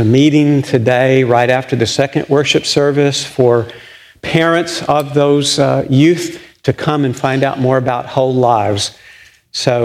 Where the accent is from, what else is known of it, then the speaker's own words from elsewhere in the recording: Littlefield, Texas, United States; I grew up in Littlefield, Texas